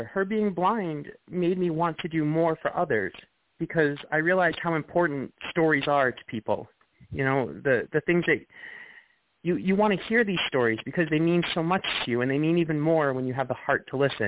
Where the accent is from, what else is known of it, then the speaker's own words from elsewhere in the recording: Long Island, New York, United States; I grew up in Long Island.